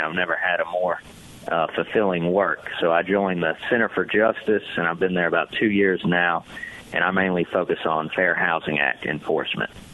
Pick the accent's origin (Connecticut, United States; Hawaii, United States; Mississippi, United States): Mississippi, United States; Hattiesburg; I grew up in Hattiesburg, Mississippi, and then went to the University of Mississippi for undergrad, and then stuck around for law school